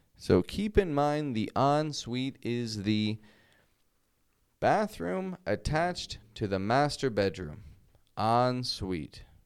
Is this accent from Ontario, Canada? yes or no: yes; Toronto, Ontario, Canada; now in Mexico; I'm from Toronto.